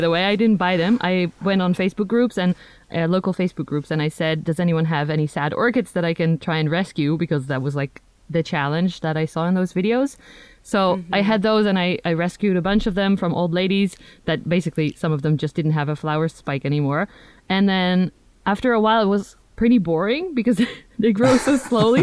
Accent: Netherlands; first language Dutch; English is a second language; also born or lived in United Kingdom; from the Netherlands

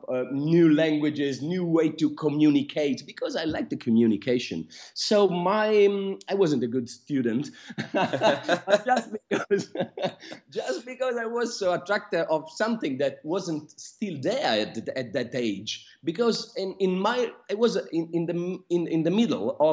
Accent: Milan, Lombardy, Italy; moved away as an adult; now in London, United Kingdom; So I was born in Milan and raised in Italy. Now I've moved to London and I've lived here for 7 years now.

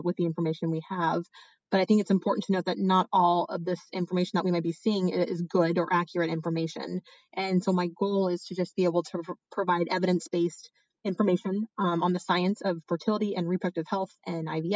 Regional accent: Indiana, United States; moved away as an adult; also born or lived in Texas / Los Angeles, California; now in San Francisco, United States; Originally, I'm from Indiana

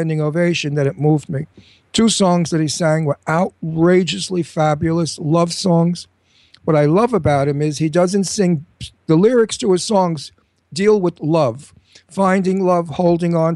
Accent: New York City, New York, United States; Now, I'm a native New Yorker. I lived in New York all my life. I was born in New York.

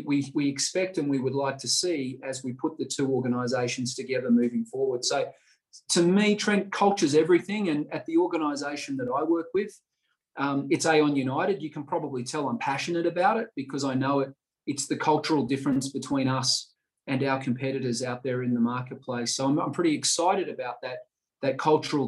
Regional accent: Melbourne, Victoria, Australia; also born or lived in London; my Western Bulldogs supporting that I had as a child growing up in Melbourne

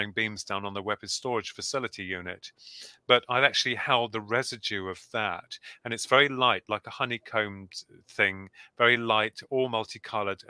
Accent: Bedford, East of England, United Kingdom; we come from Bedford

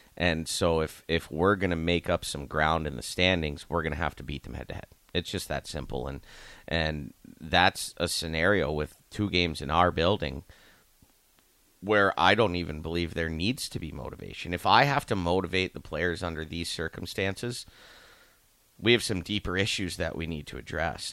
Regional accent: Youngstown, Ohio, United States; now in Lincoln, United States; I'm from Youngstown

